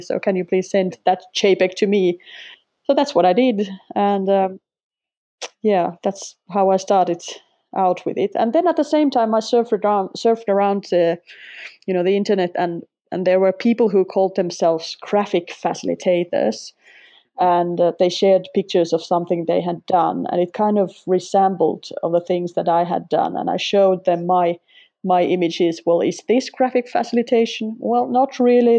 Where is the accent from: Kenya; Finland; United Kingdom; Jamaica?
Finland; first language Finnish; English is a second language; also born or lived in Sweden; Finnish is my native tongue